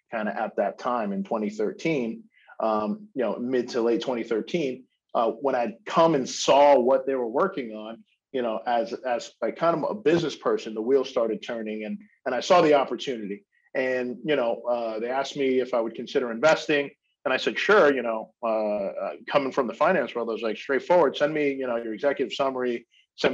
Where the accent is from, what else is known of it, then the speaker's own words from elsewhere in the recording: Long Island, New York, United States; moved away as an adult; I'm from New York originally. I grew up in New York, the craziness that is New York, specifically on Long Island before moving into the city.